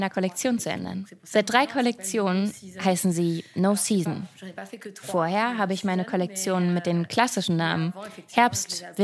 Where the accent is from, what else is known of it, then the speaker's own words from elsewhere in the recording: Paris, Île-de-France, France; moved away as an adult; now in Berlin, Germany; Als Ex-Pariserin würde ich eher vom Berliner, Pariser Hintergrund reden. Ich bin in der Welt der Mode aufgewachsen.